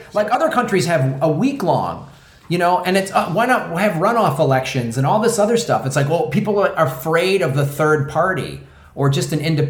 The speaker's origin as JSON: {"language": "English", "town": "Chicago", "region": "Illinois", "country": "United States", "tie": "born or raised there", "said": "Chicago-style voting. That's my hometown, baby."}